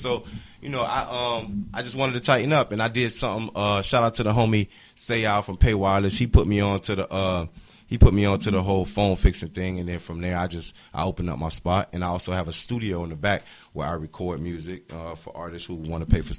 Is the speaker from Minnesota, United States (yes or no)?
no; Miami, Florida, United States; I've been doing music from Miami. I'm from Miami.